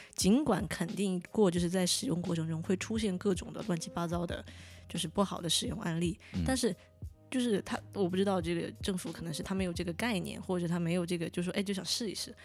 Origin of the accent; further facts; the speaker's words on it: Chengdu, Sichuan, China; moved away as an adult; 我是成都人